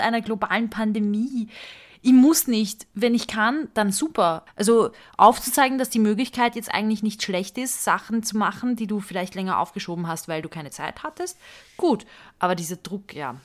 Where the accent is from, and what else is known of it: Hungary; now in Vienna, Austria